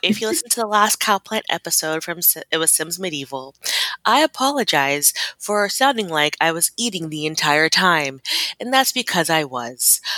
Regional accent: Germany; moved away; I grew up in Germany

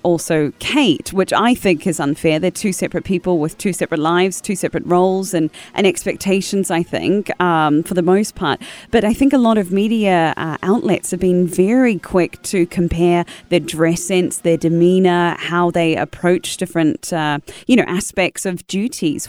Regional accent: New Zealand; I'm part of the commonwealth, being a Kiwi

